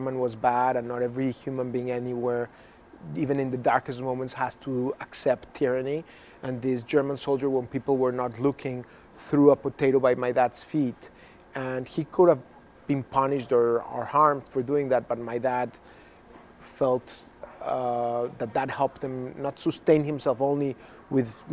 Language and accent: English; Mexico City, Mexico; now in United States; I was born in Mexico